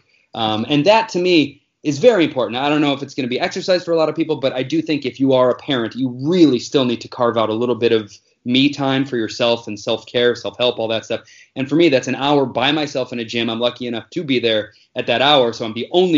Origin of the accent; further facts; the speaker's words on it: Northwest Indiana, United States; moved away as an adult; also born or lived in New York; now in Los Angeles, United States; I am from Indiana, just right outside of Chicago, like Northwest Indiana, real close to Illinois there.